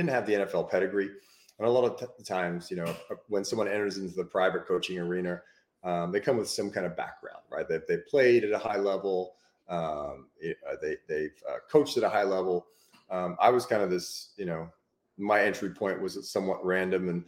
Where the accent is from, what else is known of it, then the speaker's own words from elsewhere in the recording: Australia; now in United States; basically grew up in Australia